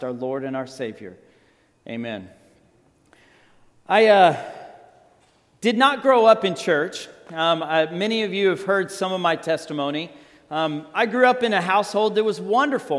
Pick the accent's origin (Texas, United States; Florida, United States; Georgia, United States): Texas, United States; Texas Panhandle, United States; now in Scottsdale, United States; I grew up in the Texas Panhandle